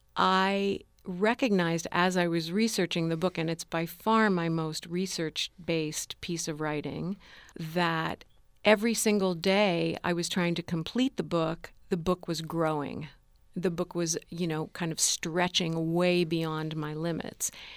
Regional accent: United States; I was born in this country at the end of the nineteen fifties

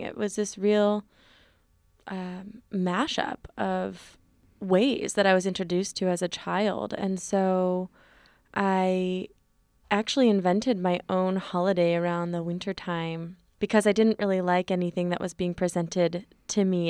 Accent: Berkeley, California, United States; born and raised in occupied Ohlone territory, aka Berkeley

